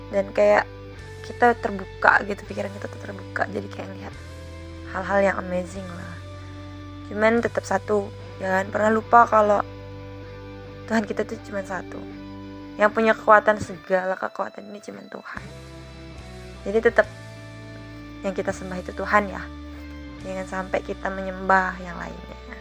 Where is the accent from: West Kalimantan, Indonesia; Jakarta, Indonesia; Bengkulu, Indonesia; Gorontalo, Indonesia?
Bengkulu, Indonesia; aku sendiri dari Bengkulu